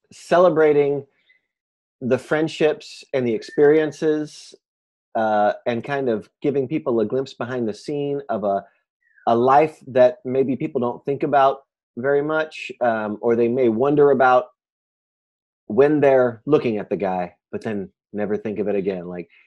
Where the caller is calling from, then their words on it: Chicago, Illinois, United States; Well, I'm calling you from Chicago.